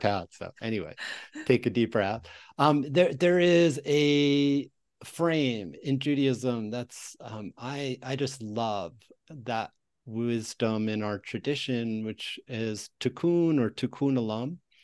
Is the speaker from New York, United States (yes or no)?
yes; Westchester County, New York, United States; now in New Mexico, United States; I grew up in Westchester County, one of the per capita school districts, the public school districts in Westchester, New York